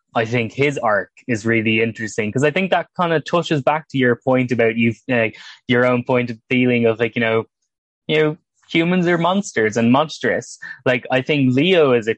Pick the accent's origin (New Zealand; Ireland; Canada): Ireland; as someone from Ireland